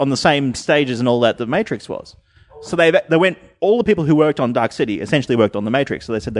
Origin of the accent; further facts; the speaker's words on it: Australia; Ignorant Australian question here.